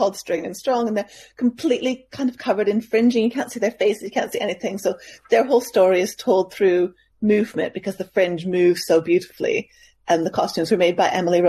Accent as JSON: {"language": "English", "country": "Canada", "also_born_or_lived": "London", "moved": "yes", "lives_now": "North East England, United Kingdom", "said": "I'm originally from Canada"}